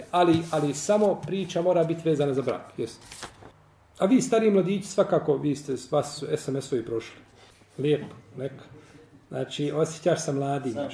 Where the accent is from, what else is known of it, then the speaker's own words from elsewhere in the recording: Bosnia & Herzegovina; A ja u mojoj Bosni nisam stranac.